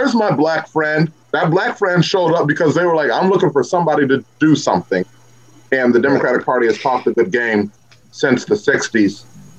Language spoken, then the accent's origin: English; Missouri, United States; I'm from Missouri, right? And this is a show me state.